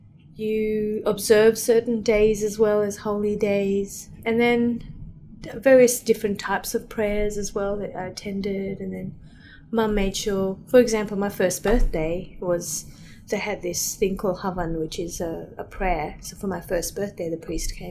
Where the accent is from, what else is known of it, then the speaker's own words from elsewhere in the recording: Fiji; moved away as an adult; now in Sydney, Australia; I grew up in Fiji, actually. Born and bred there.